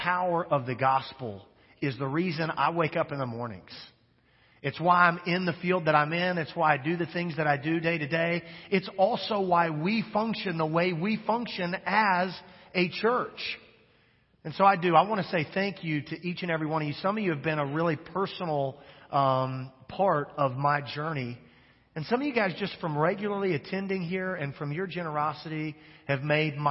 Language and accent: English; Midwest, United States; moved away as an adult; now in Louisiana, United States; And we're from the Midwest.